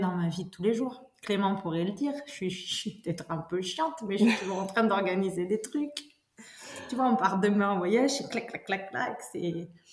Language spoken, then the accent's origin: French; Brive-la-Gaillarde, Nouvelle-Aquitaine, France; je suis née à Brive. Ouais. Donc, euh, fille d'ici